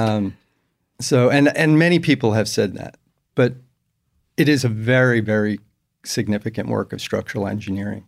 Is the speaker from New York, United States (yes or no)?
yes; New York, United States; moved away as an adult; now in Houston, United States; I grew up in New York